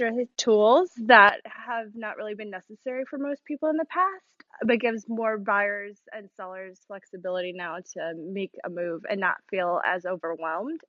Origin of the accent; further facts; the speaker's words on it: Chicago, Illinois, United States; also born or lived in Louisiana; now in Texas, United States; I grew up in Chicago